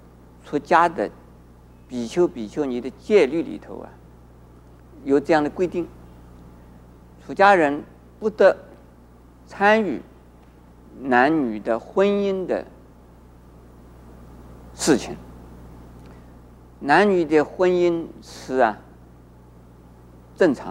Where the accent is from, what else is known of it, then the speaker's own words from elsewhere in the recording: China; 而我们中国人呢，古礼本身本来也很好，可是后来就变成了繁文縟节，